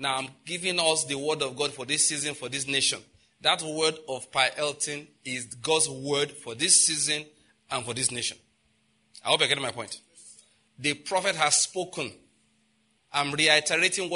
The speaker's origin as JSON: {"language": "English", "country": "Nigeria"}